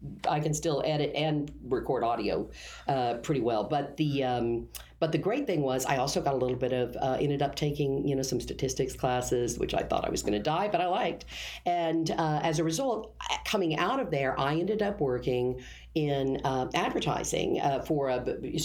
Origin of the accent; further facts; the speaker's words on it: Derby, Kansas, United States; moved away as an adult; also born or lived in Wichita, Kansas; I'm from Kansas, Wichita, grew up around there. I was a Derby child. I was in Derby, Kansas, which is a bedroom community outside of Wichita.